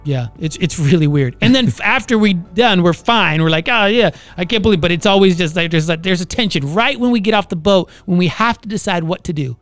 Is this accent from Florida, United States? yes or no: yes; Orlando, Florida, United States; I was born and raised in Orlando